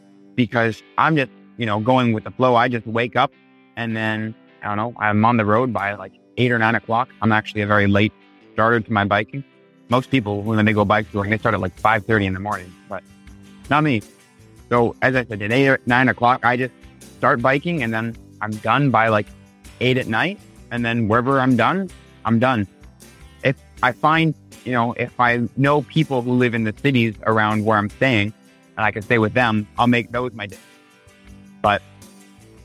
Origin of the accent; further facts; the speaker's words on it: Sechelt, British Columbia, Canada; moved away as an adult; now in Vancouver, Canada; I'm from the Sunshine Coast, Seychelles, as you said. And the thing about Sunshine Coast is it's not really the best place to road bike, in my opinion. The highways are not the greatest condition, but if you want a trail bike, oh my goodness, do we have trails for days. So I always grew up riding my mountain bike throughout the trails